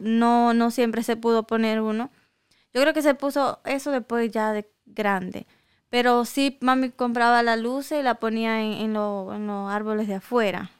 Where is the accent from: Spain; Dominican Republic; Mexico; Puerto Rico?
Dominican Republic; moved away; yo me crié en República Dominicana